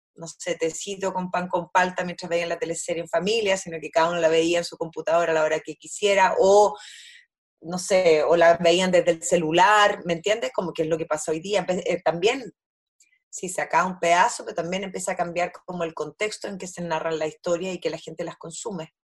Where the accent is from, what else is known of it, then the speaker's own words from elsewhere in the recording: Chile; also born or lived in Easter Island; yo soy chilena